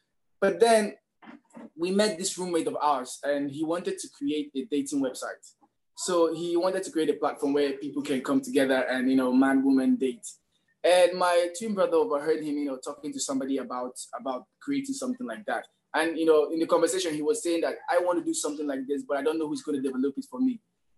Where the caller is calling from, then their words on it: Lagos, Nigeria; I'm calling from Lagos.